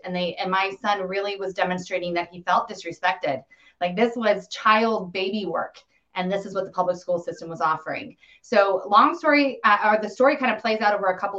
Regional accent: Colorado, United States; I grew up in Colorado, fourth generation there.

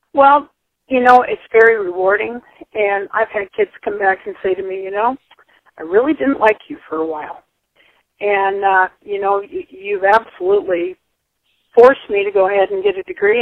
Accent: Tendoy, Idaho, United States; moved away as an adult; also born or lived in Salmon, Idaho / Dillon, Montana; I was born in Salmon and uh, grew up at a place called Tendoy, Idaho.

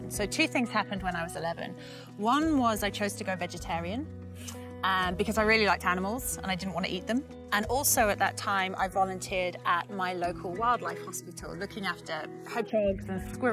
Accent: England, United Kingdom; moved away as an adult; also born or lived in London; now in South Texas, United States; I'm originally from the United Kingdom, from England

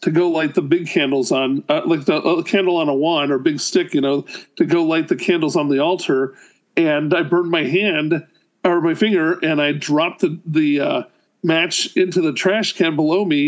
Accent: Arkansas, United States; also born or lived in Chicago; I lived in Chicago for like 4 years as a little kid, but I grew up in Arkansas from age eight

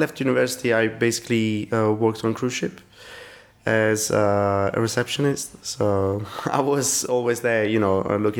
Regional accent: Italy; English is a second language; now in London, United Kingdom

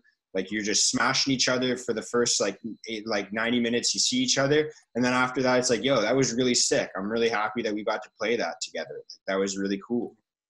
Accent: Richmond, London, United Kingdom; I grew up in Richmond, so I grew up playing for Richmond Rugby Club, would host the opposing team at your clubhouse. So we were sponsored by a little pub in Richmond

